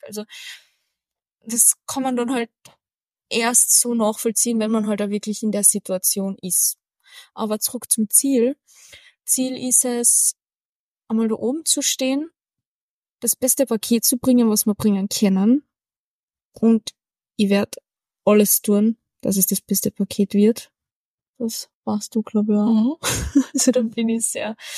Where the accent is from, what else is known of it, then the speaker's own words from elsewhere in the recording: Carinthia, Austria; Als Kärntner